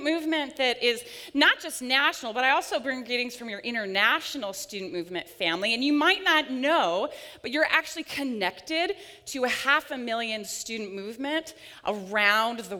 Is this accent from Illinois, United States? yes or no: no; Pella, Iowa, United States; moved away; my hometown, Pella, Iowa